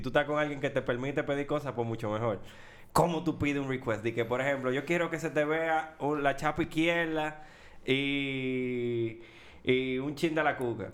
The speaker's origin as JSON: {"language": "Spanish", "country": "Dominican Republic", "said": "Nosotros como dominicanos"}